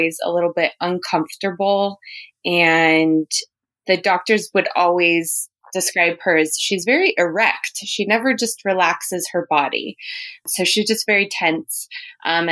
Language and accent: English; Huntington Beach, California, United States; also born or lived in Los Angeles; I was born and raised in California, actually Huntington Beach